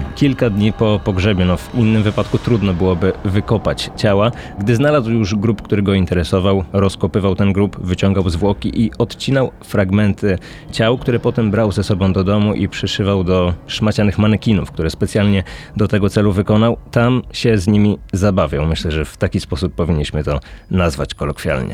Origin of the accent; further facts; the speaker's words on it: Poznań, Greater Poland, Poland; pochodzę z Poznania